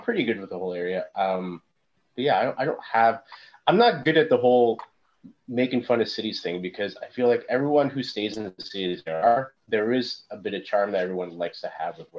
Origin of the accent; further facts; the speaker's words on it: Hamilton, Ontario, Canada; moved away; also born or lived in Florida / western North America; I came back to Hamilton. You know, you always love the city that you grew up